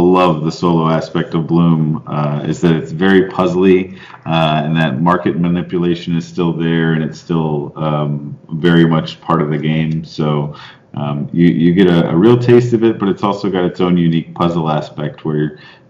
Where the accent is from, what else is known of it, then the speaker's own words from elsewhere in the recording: San Antonio, Texas, United States; I was raised in San Antonio, Texas